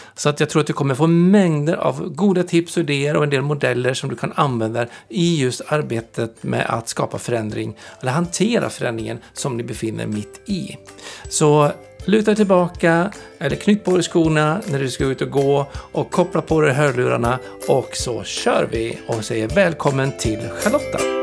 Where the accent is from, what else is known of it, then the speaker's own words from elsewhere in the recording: Dalarna County, Sweden; jag kommer ju från Dalarna